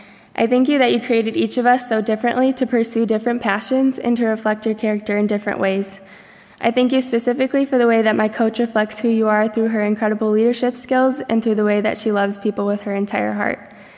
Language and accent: English; Michigan, United States; I'm a junior from Barnes Center, Michigan studying speech pathology.